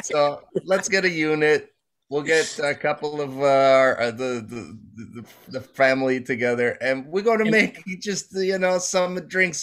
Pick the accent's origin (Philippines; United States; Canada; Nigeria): Canada; Toronto, Ontario; I grew up in the Jane and Wilson area near the Sheridan Mall. Went to Downsview High School, secondary school.